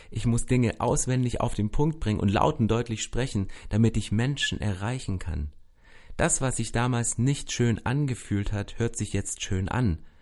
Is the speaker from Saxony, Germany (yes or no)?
yes; former GDR, near the border with Poland and Czechia, Saxony, Germany; ich bin in Ostdeutschland, in der ehemaligen DDR, in der Grenznähe zu Polen und Tschechien aufgewachsen